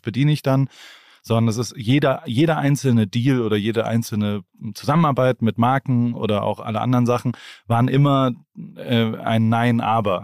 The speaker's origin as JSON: {"language": "German", "town": "Heidelberg", "region": "Baden-Württemberg", "country": "Germany", "tie": "born or raised there", "said": "Ich komme ja. aus einer Medizinerfamilie aus Heidelberg. Ah, mein, mein, Vater war Arzt ähm, meine Mutter ist Rechtsanwältin und ähm, dann bin ich da aufgewachsen"}